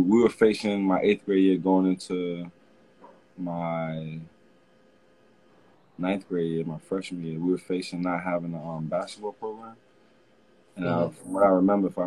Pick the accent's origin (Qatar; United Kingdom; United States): United States; Mount Vernon, New York; moved away as an adult; as like a young kid growing up in Mount Vernon, and like being on the borderline of the Bronx